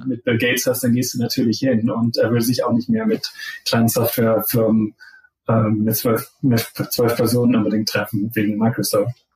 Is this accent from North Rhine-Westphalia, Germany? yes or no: no; Zeven, Lower Saxony, Germany; moved away as an adult; also born or lived in Pennsylvania, United States; now in Stanford, United States; ich bin der Sohn von zwei Gymnasiallehrern in Zefen. Das ist so halbwegs zwischen Bremen und Hamburg. Also da bin ich eigentlich die ganze Zeit aufgewachsen